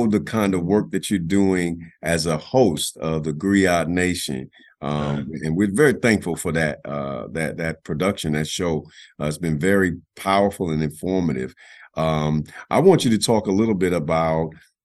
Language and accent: English; Chicago, Illinois, United States; one of the churches I grew up in Chicago